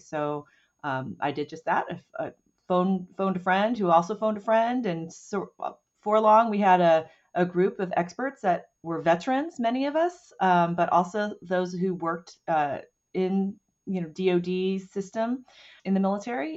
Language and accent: English; Oceanside, California, United States; I grew up outside of Camp Pendleton